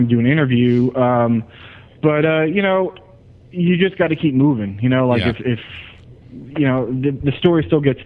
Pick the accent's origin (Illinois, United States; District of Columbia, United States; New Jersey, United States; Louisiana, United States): New Jersey, United States; Ewing; I grew up in New Jersey, in a suburb of Trenton called Ewing.